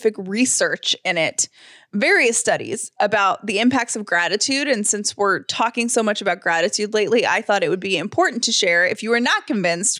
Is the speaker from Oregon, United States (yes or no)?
no; Atlanta, Georgia, United States; when I grew up in Atlanta